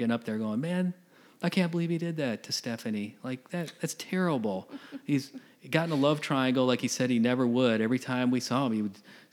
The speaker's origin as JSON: {"language": "English", "region": "Michigan", "country": "United States", "tie": "born or raised there", "moved": "yes", "said": "I grew up in Michigan."}